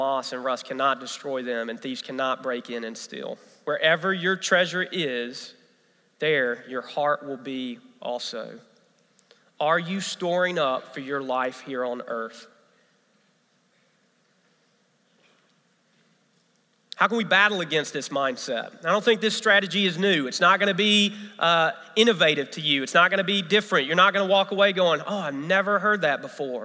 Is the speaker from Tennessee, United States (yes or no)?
yes; Memphis, Tennessee, United States; born or raised there; now in South Carolina, United States